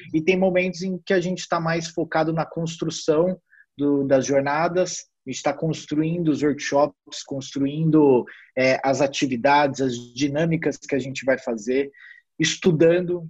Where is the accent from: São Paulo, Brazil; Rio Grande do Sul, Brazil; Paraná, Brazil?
São Paulo, Brazil; Ribeirão Preto; now in São Paulo, Brazil; eu sou de Ribeirão Preto, é, então morava sozinho em São Paulo